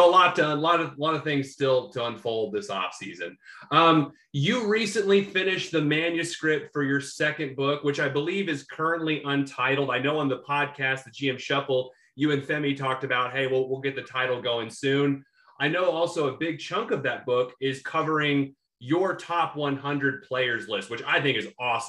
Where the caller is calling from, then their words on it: Oklahoma City, Oklahoma, United States; you know, I'm recording from Oklahoma City in Oklahoma.